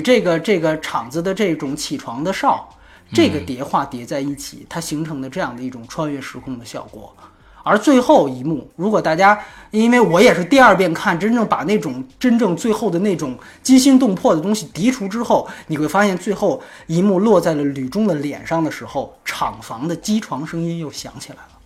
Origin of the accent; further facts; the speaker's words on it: China; 我们大陆人的思维